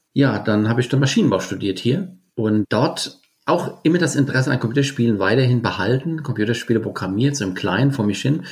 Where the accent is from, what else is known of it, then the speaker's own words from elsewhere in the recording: Bingen am Rhein, Rhineland-Palatinate, Germany; ich komme aus Bingen und bin auch in Bingen auf die Schule gegangen